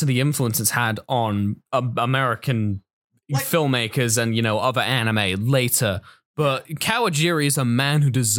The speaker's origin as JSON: {"language": "English", "region": "Scotland", "country": "United Kingdom", "said": "I'm Scottish."}